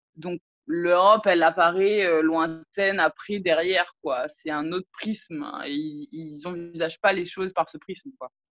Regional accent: French Polynesia; moved away as an adult; now in Martinique; je suis polynésienne, je suis née en Polynésie, j'ai grandi en Polynésie

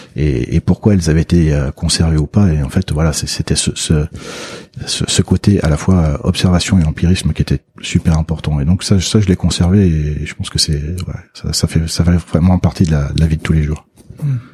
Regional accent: Loire, France; je suis de la Loire

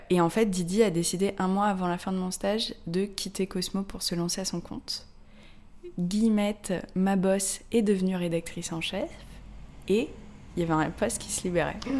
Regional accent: Paris, Île-de-France, France; je suis parisienne je suis journaliste

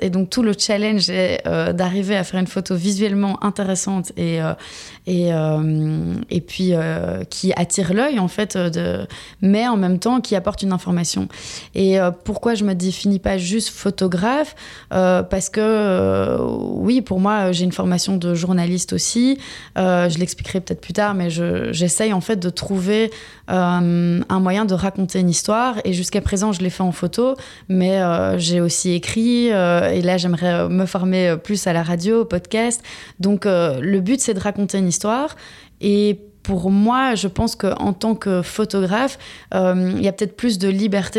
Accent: Belgium; moved away as an adult; also born or lived in Istanbul, Turkey; je suis effectivement belge.

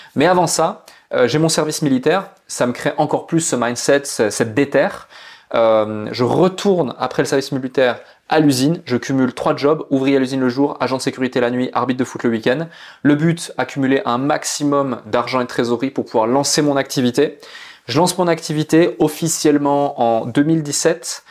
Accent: Switzerland; je suis né en Suisse, dans une petite ville où il y avait plus de vaches que d'habitants

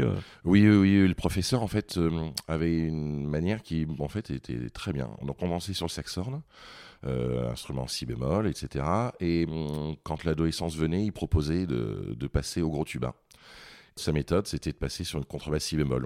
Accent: Vichy, Auvergne-Rhône-Alpes, France; also born or lived in Paris; now in Lyon, France; Je suis originaire de Vichy, dans l'Allier, en Auvergne

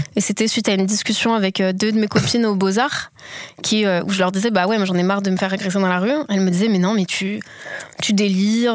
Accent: Lyon, Auvergne-Rhône-Alpes, France; also born or lived in Paris / Marseille; je suis née dans la campagne autour de Lyon et ensuite j'ai fait mon lycée à Lyon

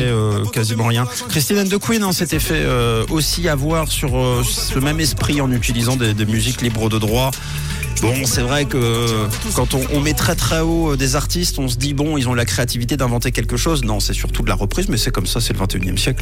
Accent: Switzerland; chez nous en Suisse

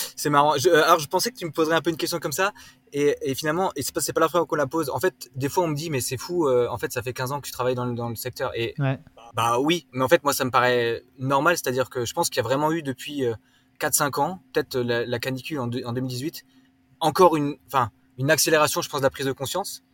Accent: Wolschwiller, Grand Est, France; moved away; also born or lived in London; Je viens d'Alsace à la base, donc j'ai grandi à la campagne entre les Vosges et, le Jura.

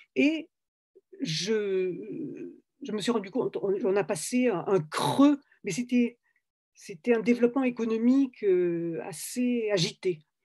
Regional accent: Toulouse, Occitania, France; moved away as an adult; also born or lived in Algeria / Paris; je venais de Toulouse et, que dans mon village en Algérie, on parlait espagnol

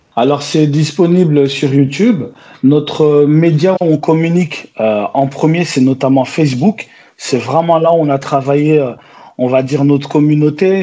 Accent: Besançon, Bourgogne-Franche-Comté, France; also born or lived in Angola / Paris; now in Bordeaux, France; J'ai grandi d'abord en province, dans une ville qui s'appelle Besançon.

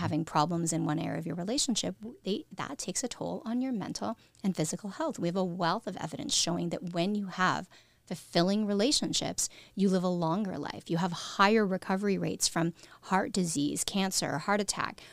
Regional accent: Canada; we're a smaller country

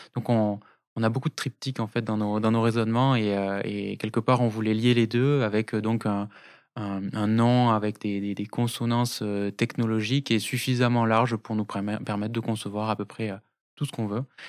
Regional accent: Toulouse, Occitania, France; also born or lived in Tarbes; je suis né à Toulouse

